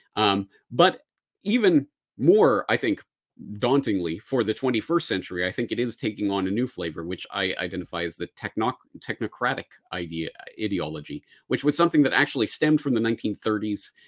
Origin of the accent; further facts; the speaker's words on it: Canada; now in Japan; I say this as a Canadian in Japan